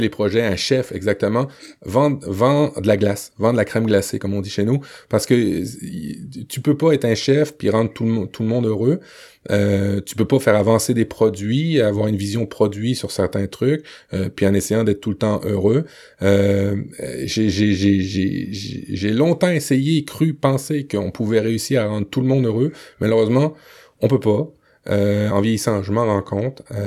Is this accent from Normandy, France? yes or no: yes; Le Havre, Normandy, France; born or raised there